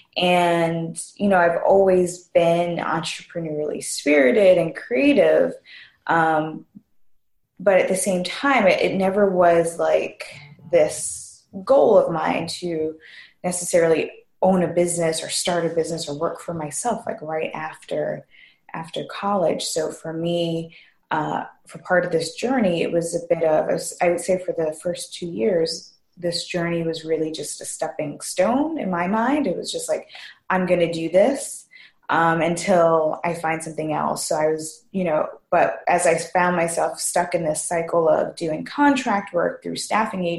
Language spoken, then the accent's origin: English; New York, United States; now in Rhode Island, United States; I'm originally from New York